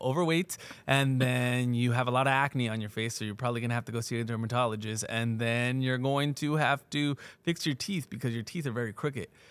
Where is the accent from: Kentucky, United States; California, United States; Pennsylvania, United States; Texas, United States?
California, United States; Pomona; also born or lived in Fontana, California; I was born in Pomona